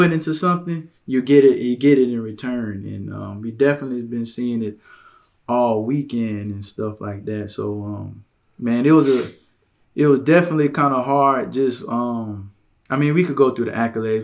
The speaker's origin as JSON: {"language": "English", "region": "Louisiana", "country": "United States", "said": "I'm from Louisiana"}